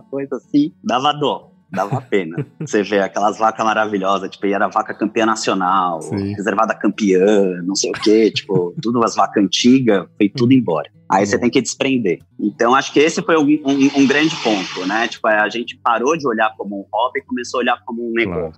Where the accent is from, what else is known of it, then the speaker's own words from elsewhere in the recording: São Paulo, Brazil; also born or lived in Jaú; eu nasci, acabei nascendo em São Paulo, né? toda a minha vida eu morei lá